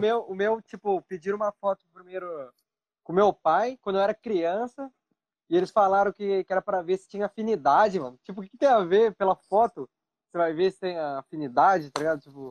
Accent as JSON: {"language": "Portuguese", "town": "Pindamonhangaba", "region": "São Paulo", "country": "Brazil", "tie": "born or raised there", "also_born_or_lived": "São José dos Campos", "moved": "as an adult", "lives_now": "Japan", "said": "A maior parte da minha vida eu morei em Pindamonhangaba"}